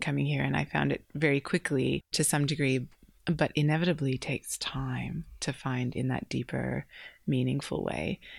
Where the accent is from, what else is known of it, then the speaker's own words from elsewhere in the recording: Canada; moved away as an adult; now in Candelo, Australia; I'm originally from Canada and fell in love with an Australian, which brought me to this country